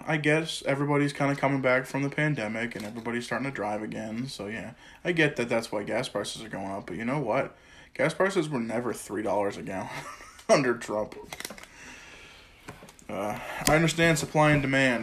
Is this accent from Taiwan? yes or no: no; Illinois, United States; moved away as an adult; also born or lived in New Hampshire / North Carolina; we ended up back in my home state